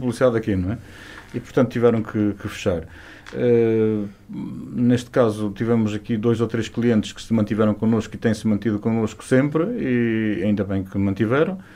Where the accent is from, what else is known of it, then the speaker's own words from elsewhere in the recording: Chaves, Norte, Portugal; moved away; also born or lived in Vila Real; Chaves é... É minha terra.